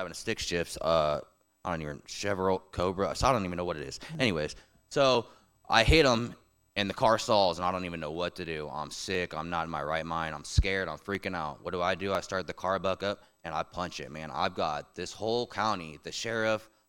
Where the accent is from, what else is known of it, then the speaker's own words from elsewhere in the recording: Memphis, Tennessee, United States; also born or lived in St. Louis, Missouri; now in Tallahassee, United States; I grew up in Memphis, Tennessee, for the most part.